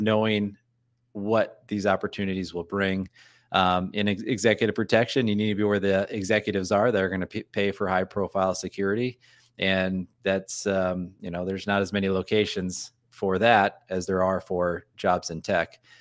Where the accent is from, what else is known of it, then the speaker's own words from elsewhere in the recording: North Dakota, United States; moved away; I'm from North Dakota, and I said I was a, a youth pastor in South Dakota as well